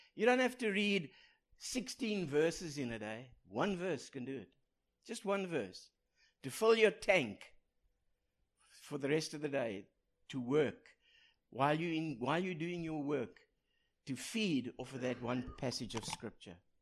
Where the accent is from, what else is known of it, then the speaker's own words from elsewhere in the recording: South Africa; moved away; I speak proper English with an accent because I come from South Africa.